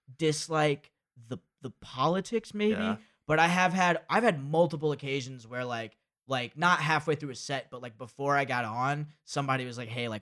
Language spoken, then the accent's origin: English; Rome, Georgia, United States; also born or lived in Athens, Georgia; Oh, so I grew up in Rome, Georgia.